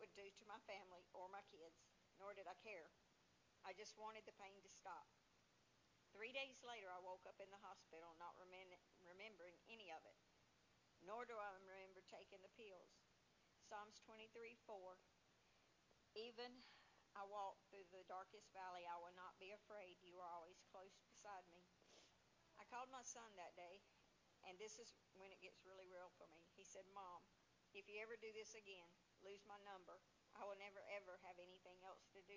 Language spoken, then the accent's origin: English; Jamestown, North Carolina, United States; I grew up in Jamestown, North Carolina, in a Christian home